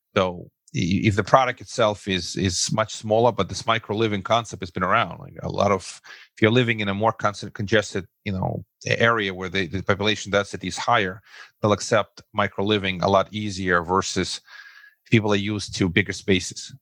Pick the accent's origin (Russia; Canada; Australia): Russia; English is a second language; moved away as an adult; now in Brooklyn, United States; originally, I'm uh, an immigrant from the former Soviet Union. So I, I, say I come from Russia